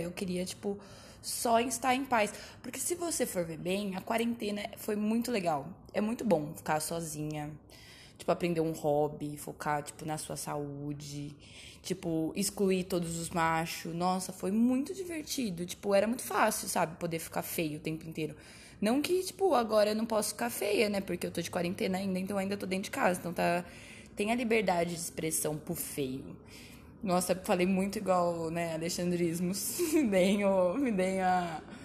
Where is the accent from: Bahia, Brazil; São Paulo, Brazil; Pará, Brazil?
São Paulo, Brazil; Indaiatuba; eu sou de Indaiatuba, que é uma cidade muito pequena